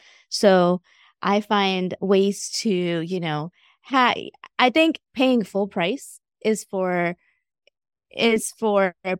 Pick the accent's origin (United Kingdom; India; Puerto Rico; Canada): India; now in Augusta, United States; So I am a first generation immigrant. I moved from India back in 1995 straight to Augusta, Georgia.